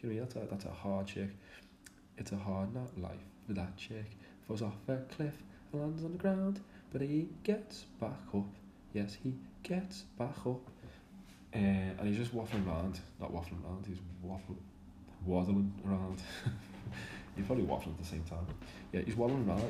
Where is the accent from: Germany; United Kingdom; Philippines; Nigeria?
United Kingdom; Liverpool, North West England; I'm from Liverpool, if you can't tell by my accent.